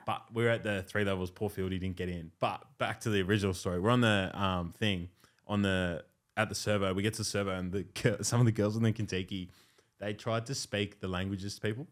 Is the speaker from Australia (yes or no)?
yes; Australia; I grew up in Wimberley